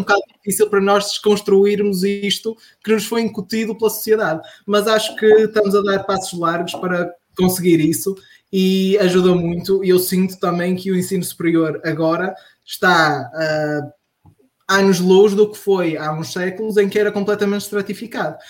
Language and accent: Portuguese; Marco de Canaveses, Norte, Portugal; also born or lived in Porto; Eu sou de Mar Canaveses